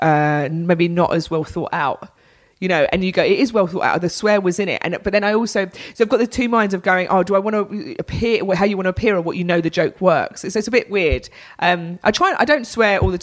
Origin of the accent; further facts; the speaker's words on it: London, United Kingdom; accent: Cockney; I'm quite Cockney, I'm from North London